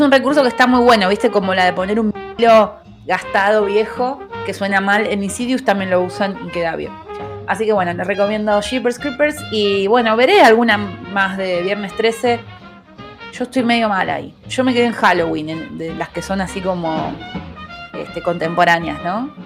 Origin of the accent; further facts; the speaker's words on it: Argentina; somos de acá, de Argentina